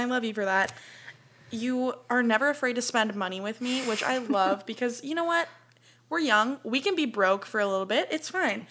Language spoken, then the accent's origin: English; Chicago, Illinois, United States; we're both from the Chicagoland area